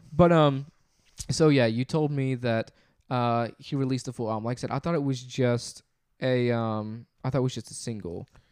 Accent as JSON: {"language": "English", "town": "Memphis", "region": "Tennessee", "country": "United States", "said": "we're from the Memphis area"}